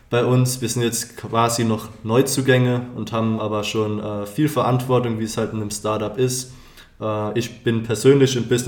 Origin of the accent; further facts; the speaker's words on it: Schauernheim, Rhineland-Palatinate, Germany; moved away as an adult; now in Heidelberg, Germany; bin ein Student hier in Heidelberg, bin im dritten Semester Wirtschaftsphysiologie und komme ursprünglich aus